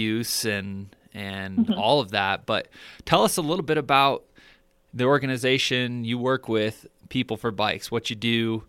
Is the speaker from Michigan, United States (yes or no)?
yes; Michigan, United States; I'm originally from Michigan, and I feel like Colorado's kind of like the best of all worlds.